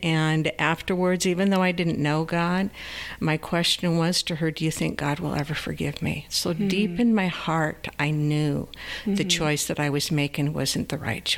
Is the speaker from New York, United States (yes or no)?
yes; New York, United States; I was born in New York State